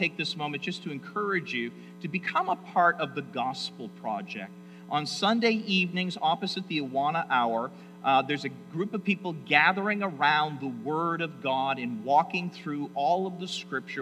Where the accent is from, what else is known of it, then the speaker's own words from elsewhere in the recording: United States; also born or lived in Toronto, Canada; I'm an American.